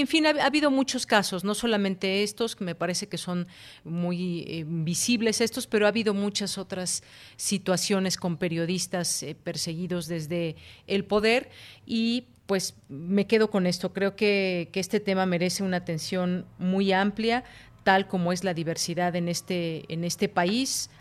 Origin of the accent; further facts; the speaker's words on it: Mexico; como mexicanos